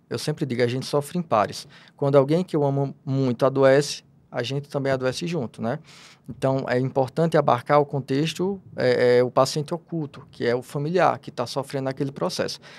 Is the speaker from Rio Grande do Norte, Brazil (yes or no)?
yes; Natal, Rio Grande do Norte, Brazil; nasci em Natal, lá da Terra do Sol, lá do Rio Grande do Norte